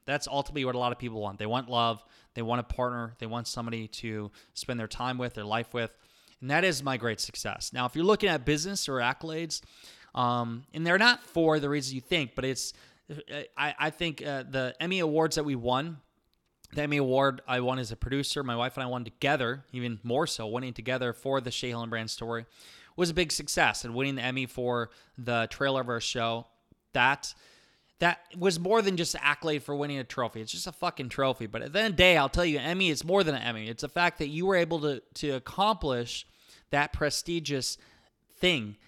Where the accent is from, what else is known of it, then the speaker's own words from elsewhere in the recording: Iowa, United States; accent: Iowa; I have my Iowa accent and slang